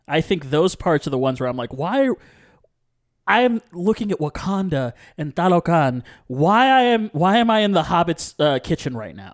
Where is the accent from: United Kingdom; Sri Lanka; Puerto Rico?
Puerto Rico; I'm from Puerto Rico